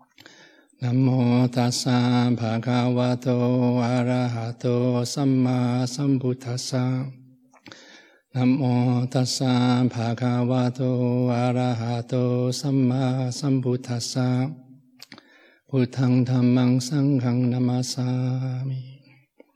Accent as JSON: {"language": "English", "country": "Netherlands", "tie": "born or raised there", "second_language": "English", "moved": "as an adult", "said": "I'm Dutch, and I grew up in Holland"}